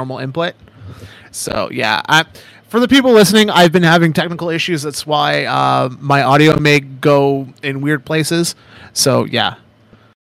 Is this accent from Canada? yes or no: yes; Canada; I'm from Canada